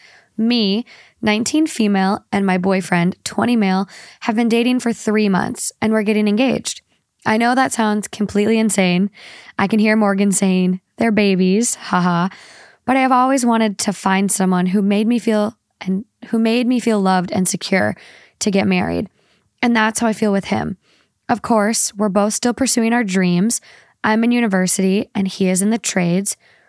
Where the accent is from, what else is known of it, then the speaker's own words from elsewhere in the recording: Spain; born there; I was born in Spain and most of my family lives there, from both my mom and dad's side.